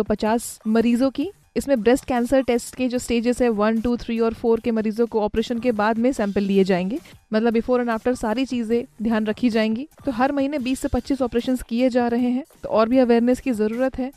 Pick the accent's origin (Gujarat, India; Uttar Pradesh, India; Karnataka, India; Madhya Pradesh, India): Uttar Pradesh, India; Kanpur